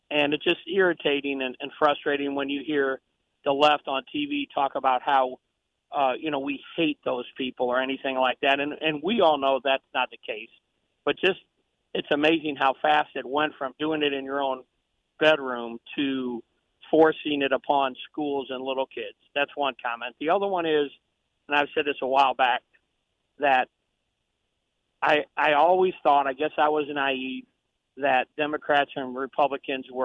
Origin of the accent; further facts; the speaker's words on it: St. Louis, Missouri, United States; I was raised in St. Louis Catholic. My dad was a deacon in the Catholic Church.